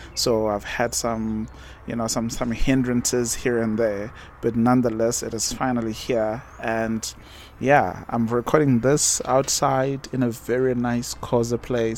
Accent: Umkababa, south of Durban, KwaZulu-Natal, South Africa; moved away as an adult; now in Botswana; I grew up in Umkababa, I was born and bred there, went to a local primary

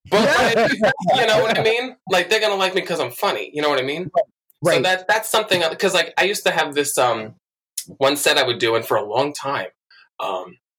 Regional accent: Bethpage, New York, United States; Um, well, I'm from New York. Um, I grew up with my older brother, my little sister, and my mom, and I lived with my grandma um, in this little town called Bethpage.

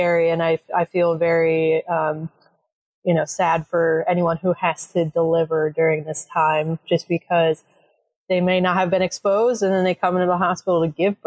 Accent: Allentown, Pennsylvania, United States; I grew up in Allentown.

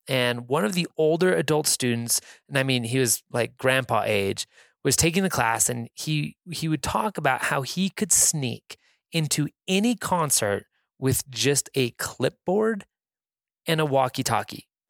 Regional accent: Reno, Nevada, United States; I'm from Reno, Nevada

